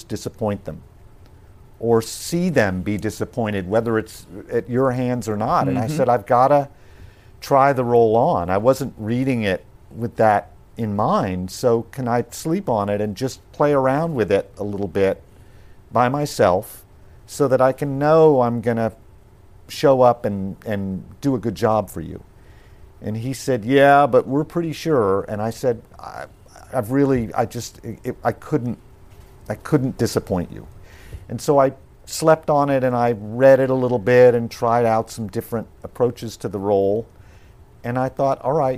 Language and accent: English; Tulsa, Oklahoma, United States; moved away as an adult; growing up in Tulsa